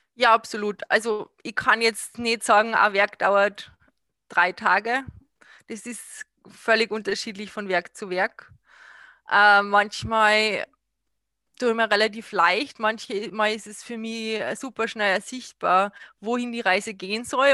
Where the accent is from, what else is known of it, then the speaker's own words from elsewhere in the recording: Salzburg, Austria; ich bin aus Salzburg, ich habe mein Atelier in Pasch